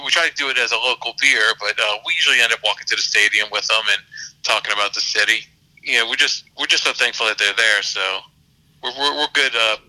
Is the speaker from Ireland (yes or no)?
no; New Orleans, Louisiana, United States; I'm a person from New Orleans.